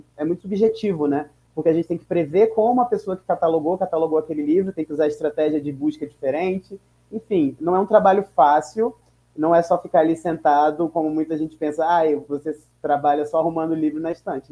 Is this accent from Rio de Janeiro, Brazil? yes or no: yes; São Gonçalo, Rio de Janeiro, Brazil; now in São Paulo, Brazil; nasci em São Gonçalo